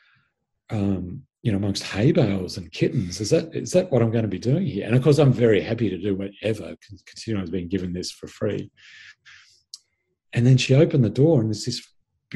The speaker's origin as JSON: {"language": "English", "town": "Sydney", "region": "New South Wales", "country": "Australia", "tie": "born or raised there", "said": "I grew up in Sydney, spent the first 18 years of my life there, and in fact, living in the same suburb."}